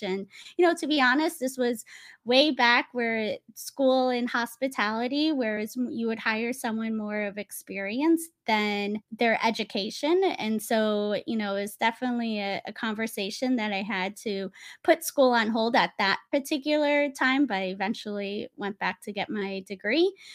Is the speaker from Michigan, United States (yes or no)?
no; Naples, Florida, United States; moved away as an adult; also born or lived in New York City / Napa Valley; growing up in Naples, Florida, and then having the opportunity to transfer to New York City